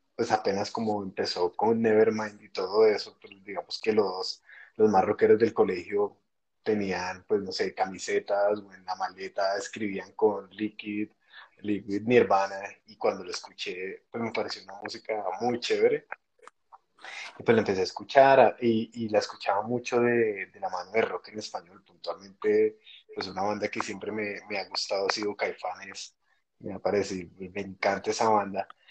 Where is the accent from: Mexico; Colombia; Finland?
Colombia; Bogotá; yo soy bogotano. Eh, nací en el año 81